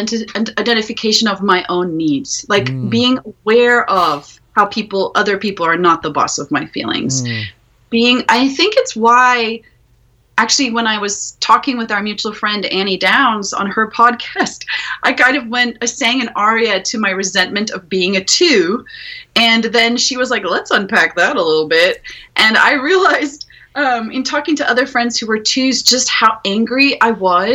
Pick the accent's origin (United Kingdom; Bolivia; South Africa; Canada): South Africa; moved away as an adult; also born or lived in Ukraine; I'm from South Africa originally, so if you hear an accent coming and going, that's where it's from.